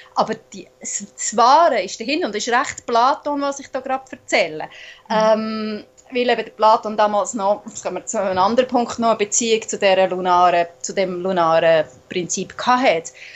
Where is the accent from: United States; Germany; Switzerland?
Switzerland; accent: Swiss German; first language Swiss German; auf Schweizerdeutsch, also in meiner wirklich so, wie die Sprache gewachsen ist in mir, meiner Muttersprache